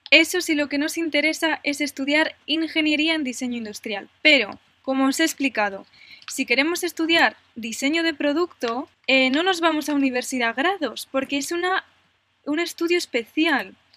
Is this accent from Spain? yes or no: yes; Aragon, Spain; yo soy de Aragón y yo quiero estudiar en Aragón